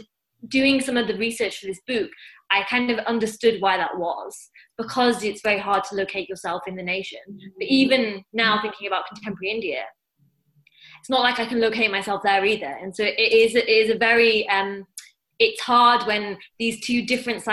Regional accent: Newcastle upon Tyne, North East England, United Kingdom; now in London, United Kingdom; I grew up in Newcastle

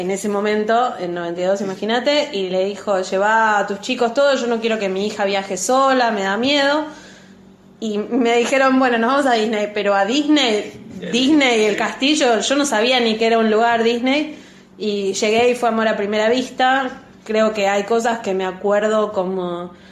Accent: Buenos Aires, Argentina; yo eh, soy de Capital

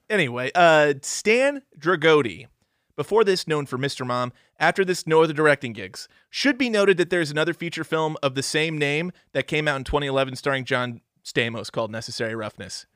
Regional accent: Missouri, United States; growing up in Missouri

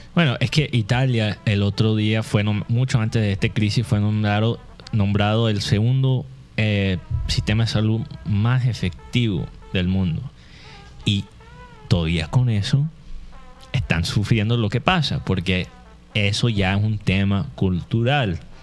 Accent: United States; Spanish is a second language; moved away as an adult; now in Barranquilla, Colombia; soy gringo, soy gringo

